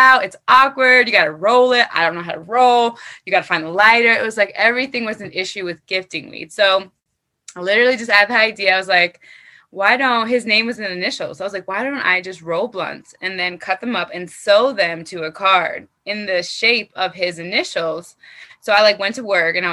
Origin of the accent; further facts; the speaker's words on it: New York, United States; I'm from New York